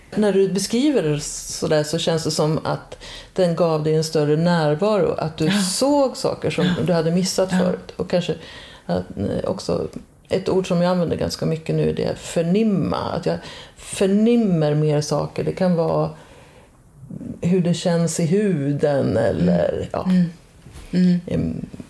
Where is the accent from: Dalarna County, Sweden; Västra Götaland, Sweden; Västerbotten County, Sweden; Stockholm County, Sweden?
Dalarna County, Sweden; moved away; i den orten där jag växte upp, en ort i Dalarna